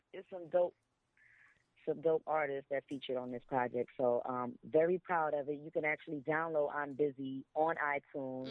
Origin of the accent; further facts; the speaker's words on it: New York City, New York, United States; I'm from Brooklyn